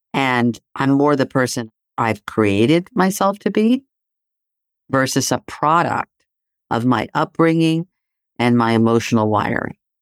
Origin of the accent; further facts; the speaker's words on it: Athens, Attica, Greece; moved away; I grew up in Greece, right? So, living in Athens